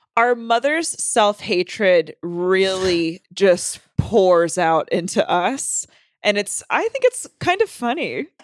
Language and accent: English; North Carolina, United States; moved away; I'm from North Carolina